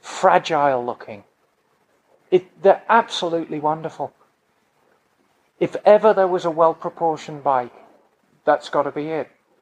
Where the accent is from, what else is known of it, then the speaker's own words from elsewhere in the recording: Birmingham, West Midlands, United Kingdom; I am from Birmingham. I'm a true Brummie.